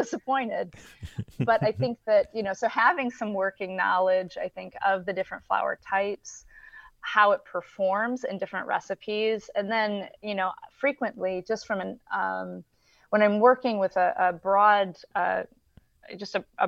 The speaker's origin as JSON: {"language": "English", "town": "Flint", "region": "Michigan", "country": "United States", "tie": "born or raised there", "said": "I'm from Flint, Michigan"}